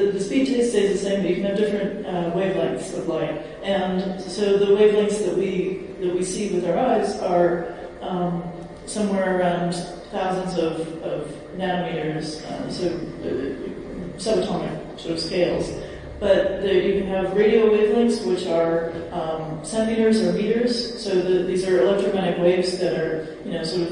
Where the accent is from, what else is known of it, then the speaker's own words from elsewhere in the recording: United States; I'm from America